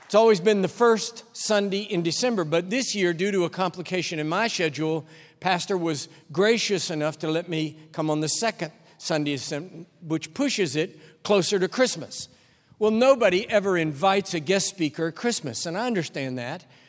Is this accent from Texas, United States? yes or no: yes; Texas, United States; I'm a Texan